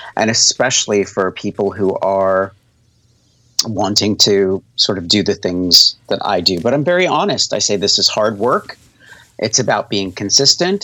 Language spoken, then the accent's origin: English; La Junta, Colorado, United States; moved away; I grew up in La Junta, Colorado